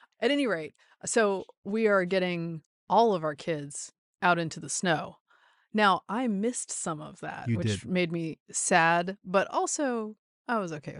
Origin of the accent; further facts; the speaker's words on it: North Carolina, United States; Still, as a Southerner, I do not always have the proper equipment.